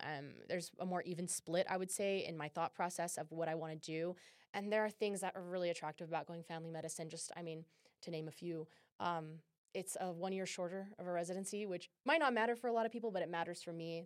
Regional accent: California, United States; now in Utah, United States; I'm from California as well

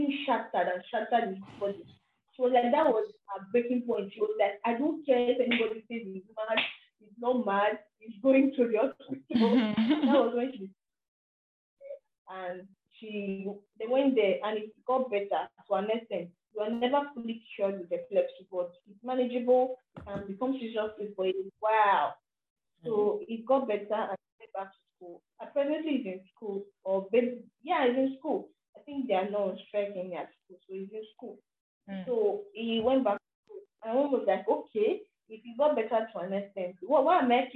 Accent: Nigeria; as a Nigerian and as an African

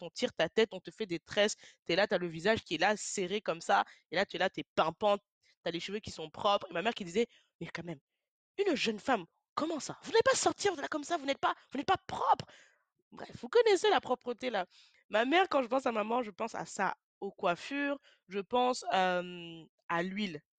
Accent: France; je suis une femme noire d'origine camerounaise. J'ai vécu toute ma vie en France. Je suis née, j'ai grandi en France

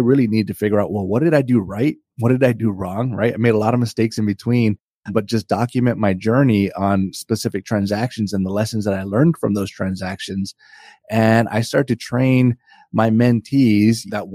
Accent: Hawaii, United States; moved away as an adult; now in Northern Virginia, United States; I grew up in Hawaii. I'm actually no longer there. I moved to Northern Virginia

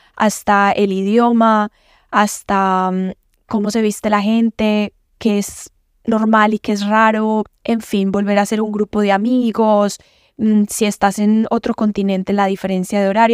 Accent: Medellín, Antioquia, Colombia; accent: paisa; moved away as an adult; also born or lived in Mexico; now in United States; Yo soy de Medellín, de Colombia, súper orgullosa de ser colombiana, de ser de Medellín, paisa como le dicen. Y nada, crecí en una familia muy unida

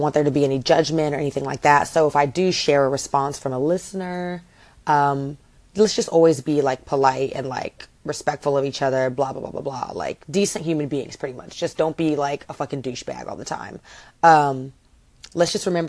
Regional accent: Lexington, Kentucky, United States; now in Miami, United States; I am from Lexington, Kentucky, and I rep that city to the death of me

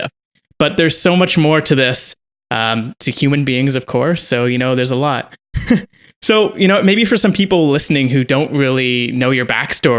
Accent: Canada; we are both Canadian, although opposite ends of the country.

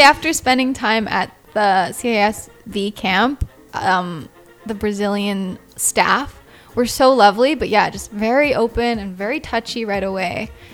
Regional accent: Canada; I'm Canadian and I'm just traveling through South America right now

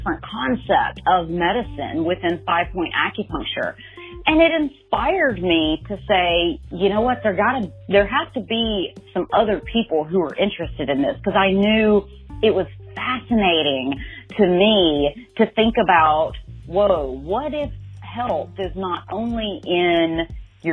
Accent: Birmingham, Alabama, United States; now in New York City, United States; I am originally from Birmingham, Alabama, and now reside in Harlem up in New York City

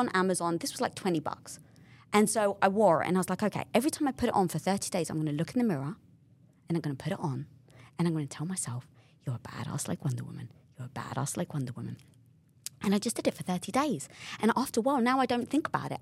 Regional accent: London, United Kingdom; moved away; I come from North London, being British

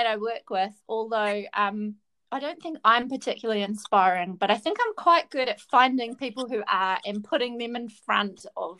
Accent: Christchurch, Canterbury, New Zealand; also born or lived in Sydney, Australia / Dunedin, New Zealand / Hong Kong; I'm definitely Christchurch born and bred.

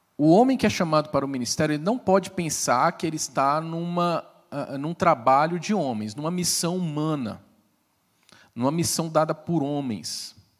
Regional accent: Brasília, Federal District, Brazil; Eu sou brasiliense.

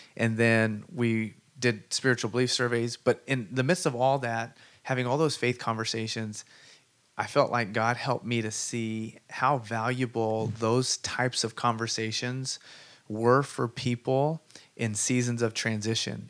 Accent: Sunnyvale, California, United States; I grew up in Sunnyvale, wrestled out there

